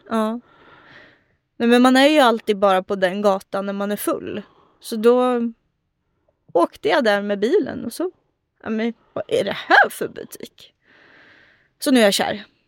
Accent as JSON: {"language": "Swedish", "town": "Örebro", "region": "Örebro County", "country": "Sweden", "tie": "born or raised there", "said": "i Adolfsberg, där jag är uppvuxen"}